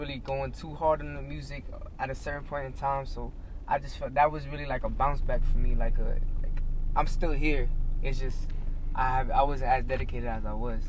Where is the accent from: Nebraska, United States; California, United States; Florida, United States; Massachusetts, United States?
Florida, United States; North Lauderdale; also born or lived in Oakland Park, Florida; I was born at OP Oakland Park, but you know, when I was a jet, I moved straight to North Lauderdale. Uh, was raised there